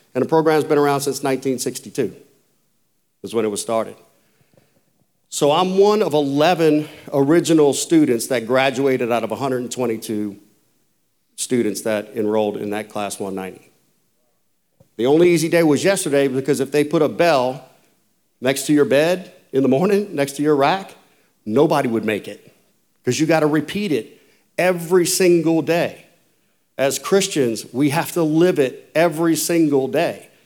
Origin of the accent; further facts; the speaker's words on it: Folsom, Louisiana, United States; I was born in Folsom, Louisiana, which is a really small little rural area of South Louisiana, about forty miles north of New Orleans